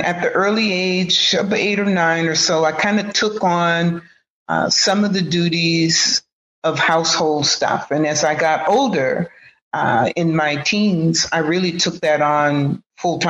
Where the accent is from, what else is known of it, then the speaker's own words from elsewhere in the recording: Oakland, California, United States; also born or lived in Houston, Texas; I've grown up, even though I'm an implant here from Houston, Texas, but I've been in Oakland pretty much all my life. At the age of 2, I was imported here